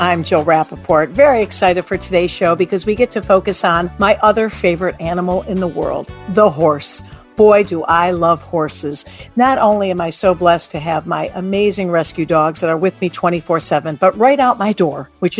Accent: Detroit, Michigan, United States; I grew up in Detroit, Michigan.

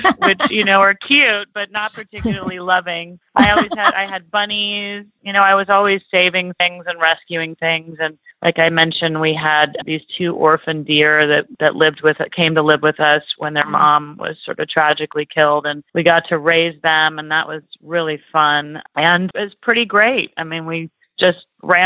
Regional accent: Central Coast of California, United States; I was able to grow up in a beautiful place in the Central Coast of California and on the ocean.

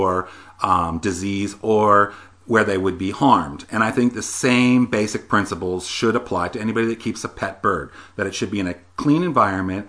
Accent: Pennsylvania, United States; moved away as an adult; now in Austin, United States; I'm from Pennsylvania originally. It's where I was raised until I joined the military in my 20s

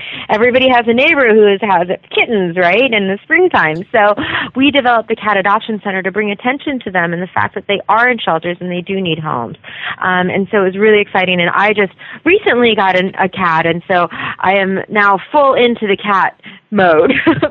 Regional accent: North Carolina, United States; moved away as an adult; now in California, United States; No, actually, I'm from North Carolina, and I came out here when I got married

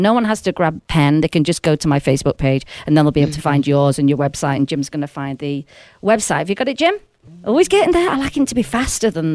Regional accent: Sheffield, Yorkshire and the Humber, United Kingdom; now in Las Vegas, United States; I'm actually from Sheffield originally

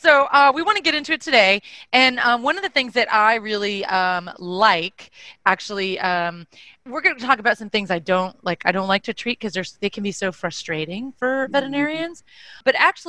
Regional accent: Texas, United States; we're from Texas.

